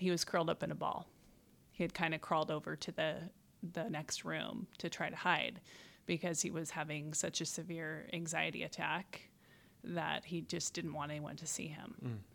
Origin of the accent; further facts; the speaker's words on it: Spokane, Washington, United States; I'm from Spokane, went to Ferris High School